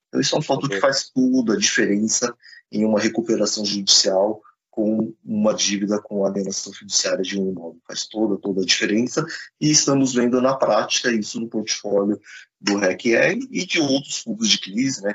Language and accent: Portuguese; Brazil; também somos brasileiros